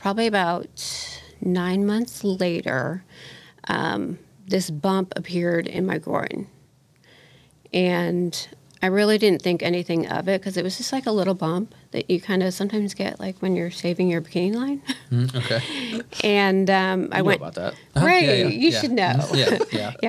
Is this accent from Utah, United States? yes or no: no; Indianapolis, Indiana, United States; also born or lived in Chicago, Illinois; I grew up here in Indy. My whole life. Yeah. I grew up here